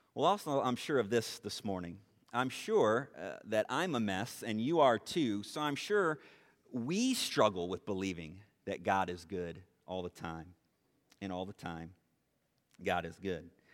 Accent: Dunlap, Illinois, United States; I'm from Dunlap originally

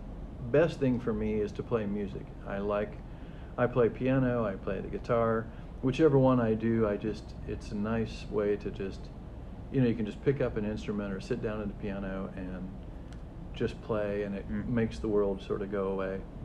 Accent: Columbus, Indiana, United States; I grew up in Columbus, Indiana.

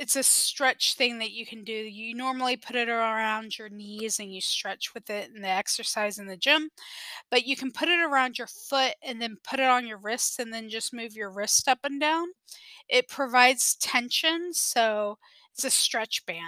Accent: South Texas, United States; I am from South Texas

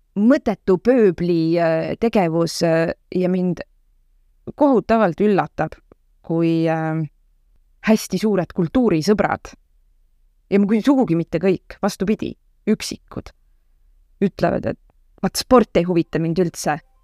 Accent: Tallinn, Harju County, Estonia; ma olen selline mitmendat põlve Tallinna, Tallinna laps ja kesklinna äh, kesklinnas nagu suuresti üles kasvanud ka

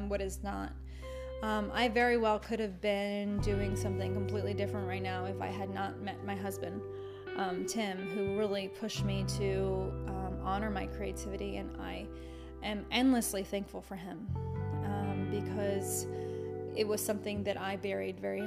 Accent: United States; as an American

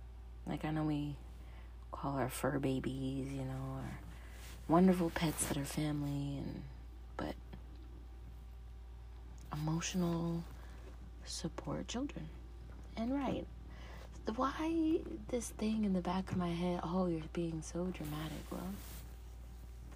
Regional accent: Skowhegan, Maine, United States; I was born in Maine. Skowhegan, Maine.

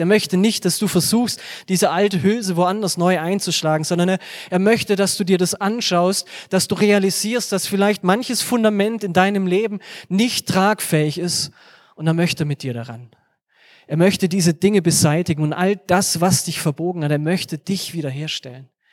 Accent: Germany; wir als Deutsche

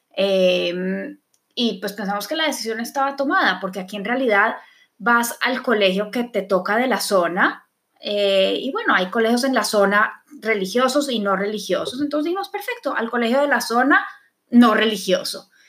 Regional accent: Bogotá, Colombia; Por ejemplo, yo creciendo en Colombia fui al colegio hebreo. Es el único colegio judío que hay en Bogotá.

